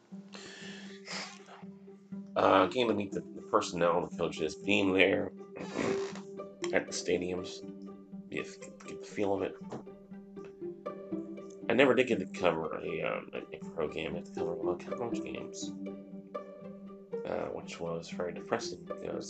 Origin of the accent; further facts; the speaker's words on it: New Jersey, United States; moved away; I grew up in New Jersey.